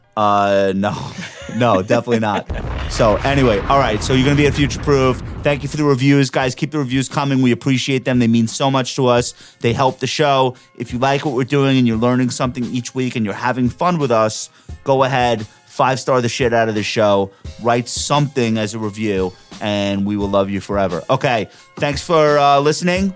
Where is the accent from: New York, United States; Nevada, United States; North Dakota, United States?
New York, United States; I'm a New Yorker.